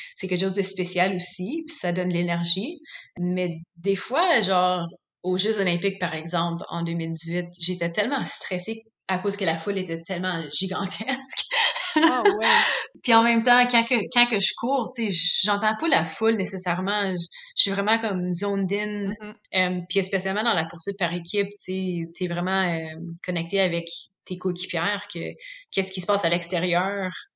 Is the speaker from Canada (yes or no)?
yes; Canada; en tant que Canadienne